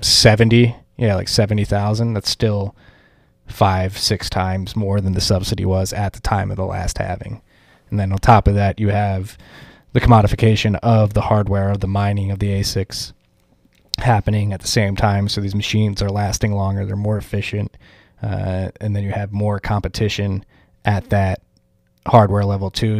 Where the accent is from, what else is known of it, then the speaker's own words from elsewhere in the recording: Philadelphia, Pennsylvania, United States; moved away; Philadelphia, my hometown